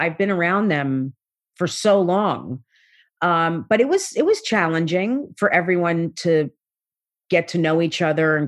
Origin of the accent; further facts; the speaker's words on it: South Orange, New Jersey, United States; I grew up in South Orange, New Jersey